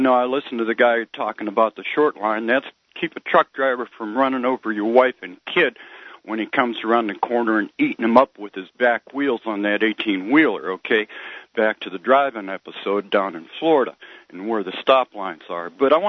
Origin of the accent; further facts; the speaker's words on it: Scotland, United Kingdom; I'm a Scottish guy, okay?